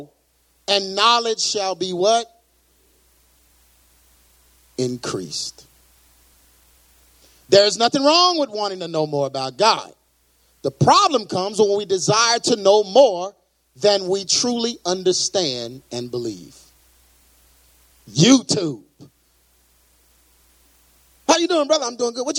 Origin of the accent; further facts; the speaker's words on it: Texas, United States; I'm from Texas. That's the way we talk down here